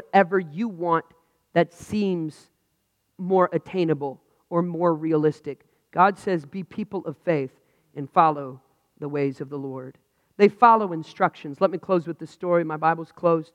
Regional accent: United States; I'm frustrated as an American.

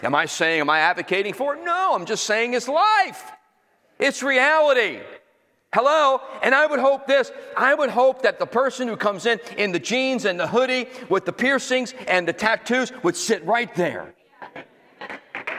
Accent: Northeast, United States; moved away as an adult; also born or lived in Florida; I come from the Northeast uptight

